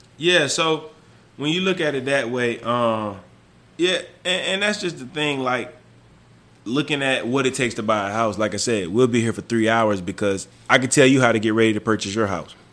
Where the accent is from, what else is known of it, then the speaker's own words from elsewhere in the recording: the South, United States; moved away; also born or lived in New Mexico; I'm from the South